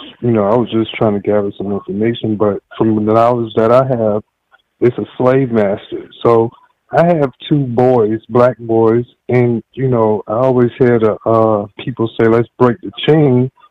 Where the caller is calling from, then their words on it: South Carolina, United States; I'm calling from South Carolina.